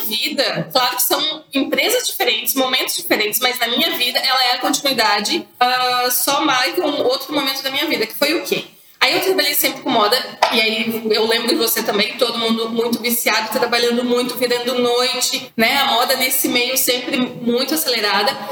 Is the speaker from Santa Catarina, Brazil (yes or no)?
yes; Santa Catarina, Brazil; Como eu sou de Santa Catarina, o nosso universo têxtil é muito forte